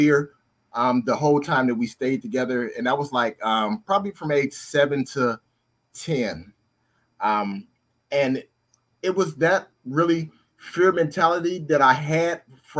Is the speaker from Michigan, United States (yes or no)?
yes; Detroit, Michigan, United States; also born or lived in Cleveland, Ohio / San Diego; now in San Francisco Bay Area, United States; I was born in Cleveland, Ohio, but I was raised in Detroit, Michigan